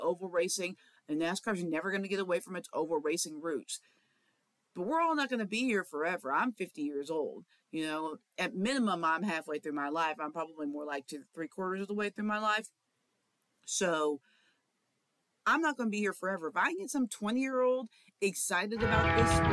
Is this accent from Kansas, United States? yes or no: yes; Kansas City, Kansas, United States; I grew up in Kansas City